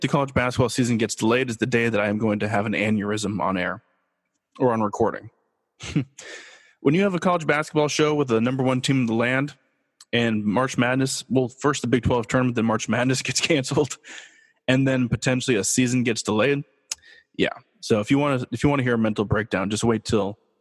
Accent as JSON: {"language": "English", "town": "Los Angeles", "region": "California", "country": "United States", "tie": "born or raised there", "said": "I'm born and raised in Los Angeles"}